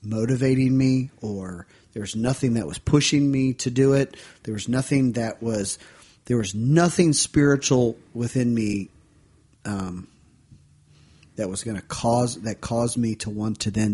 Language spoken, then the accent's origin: English; Ohio, United States; the church that I grew up in Ohio